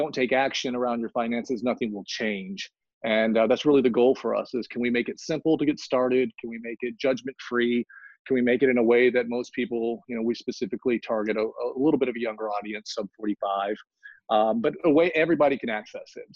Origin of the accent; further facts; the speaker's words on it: Central Texas, United States; moved away as an adult; also born or lived in Los Angeles / San Francisco / New York; I grew up in Central Texas in an area that didn't have a lot of wealth